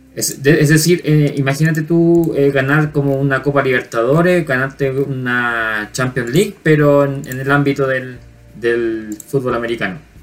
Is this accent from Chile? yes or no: yes; Chile; para nosotros como chilenos o como latinos